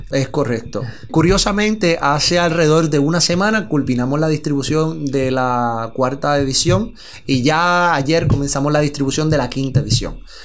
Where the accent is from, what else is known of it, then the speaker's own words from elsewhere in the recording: Mayagüez, Puerto Rico; also born or lived in San Sebastián, Puerto Rico; mayagüezano, nacido y criado en Mayagüez. Posteriormente eh, pasé a lo que es el pueblo de San Sebastián y a la mayoría de edad eh, paso nuevamente al pueblo de Mayagüez.